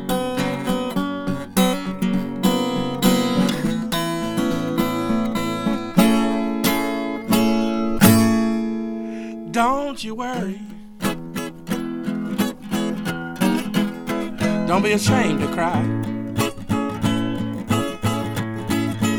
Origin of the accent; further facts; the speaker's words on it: Winston-Salem, North Carolina, United States; I was raised up in Winston-Salem